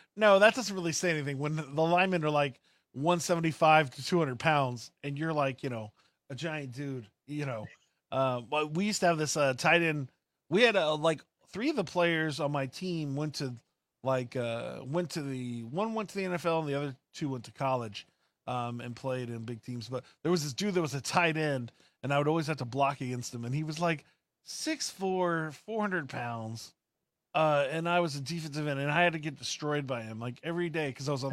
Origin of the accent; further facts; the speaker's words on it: Austin, Texas, United States; I'm from Austin